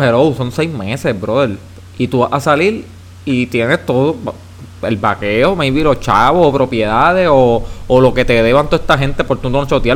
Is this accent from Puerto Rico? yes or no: yes; Puerto Rico; Como yo, boricua